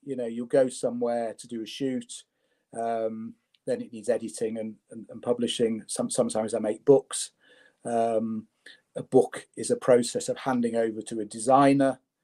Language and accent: English; Leeds, Yorkshire and the Humber, United Kingdom; I was born in Leeds. I was born in my in my in my late grandmother's bedroom in in in Chapel Town